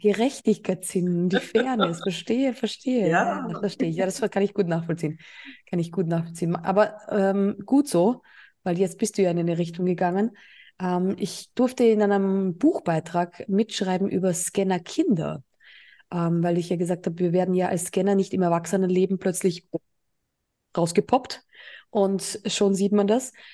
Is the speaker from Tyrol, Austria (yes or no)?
no; Burgenland, Austria; now in Mallorca, Spain; meine alte Heimat, ähm, also Österreich. Ich war ja im Burgenland